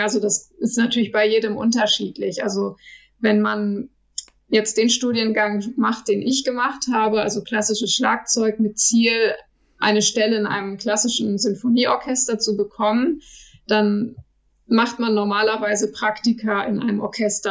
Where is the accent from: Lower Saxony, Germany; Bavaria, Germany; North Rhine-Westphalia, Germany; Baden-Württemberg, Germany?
Lower Saxony, Germany; Lüchow; now in Kaiserslautern, Germany; Lüchow ist meine Heimat. Ich liebe Lüchow.